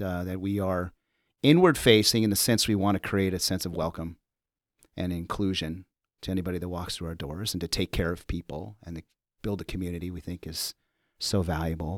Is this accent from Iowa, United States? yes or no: no; Los Angeles, California, United States; also born or lived in Central Connecticut / New York City; now in Chicago, United States; I'm from Los Angeles, born and raised